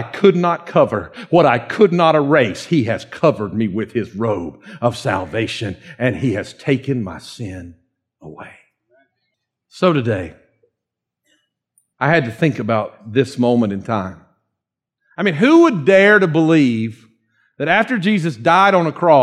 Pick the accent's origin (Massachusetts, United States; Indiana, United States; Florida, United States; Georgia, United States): Georgia, United States; Dawsonville; accent: Dawsonville; my Dawsonville accent